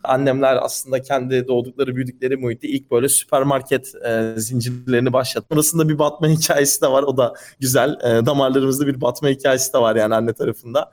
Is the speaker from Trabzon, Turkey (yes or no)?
no; Istanbul, Turkey; İstanbul'da doğdum ve büyüdüm